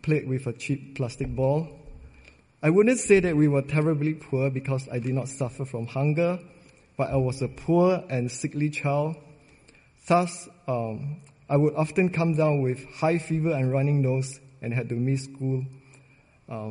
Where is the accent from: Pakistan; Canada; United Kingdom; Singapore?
Singapore; I was born and raised in Singapore